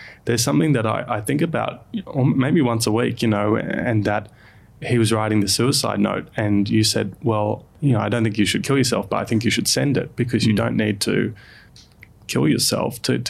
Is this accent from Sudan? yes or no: no; Sydney, New South Wales, Australia; I grew up in Sydney